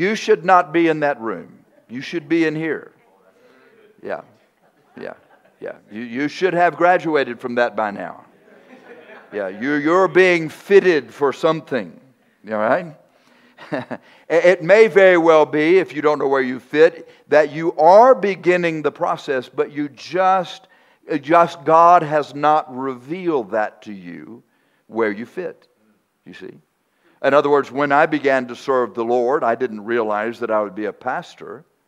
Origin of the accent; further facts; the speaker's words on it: Texas, United States; I'm from Texas.